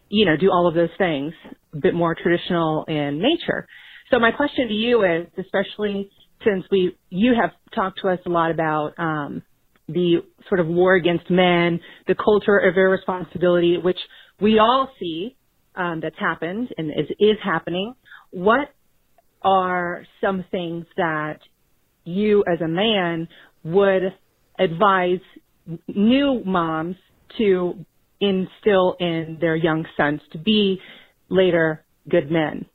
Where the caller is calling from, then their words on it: Houston, Texas, United States; I'm calling from Houston, Texas